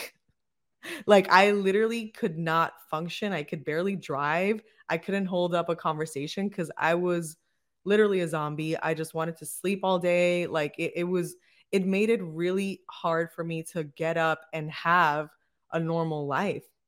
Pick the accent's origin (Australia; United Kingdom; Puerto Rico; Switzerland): Puerto Rico; Bayamón; We were actually born and raised in the same city in Bayamón